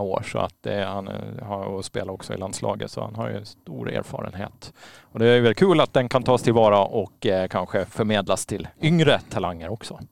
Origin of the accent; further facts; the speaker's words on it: Åland Islands; jag som är född och uppvuxen på Åland